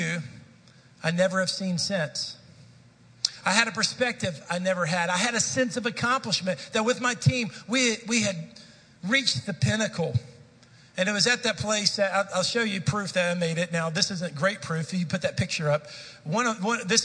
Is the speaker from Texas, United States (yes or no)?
yes; Dallas, Texas, United States; I grew up in the Dallas-Fort Worth Metroplex. I was a city kid